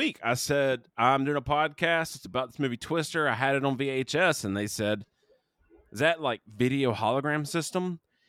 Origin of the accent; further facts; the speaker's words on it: South Carolina, United States; we grew up in South Carolina.